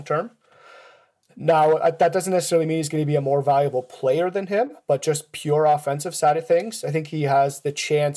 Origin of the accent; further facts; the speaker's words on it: Switzerland; moved away; I'm originally from Switzerland